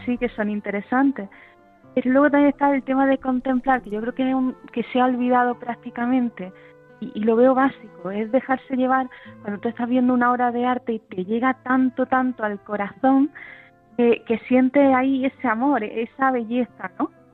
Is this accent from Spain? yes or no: yes; Granada, Andalusia, Spain; Yo soy de Granada y soy licenciada en Historia del Arte